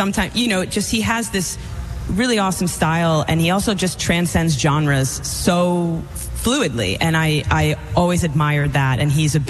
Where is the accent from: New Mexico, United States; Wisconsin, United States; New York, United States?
New York, United States; Southampton; also born or lived in Nashville; now in Greenport, United States; I grew up in Southampton, or in North Sea, on North Sea Farms, so a little farm girl over here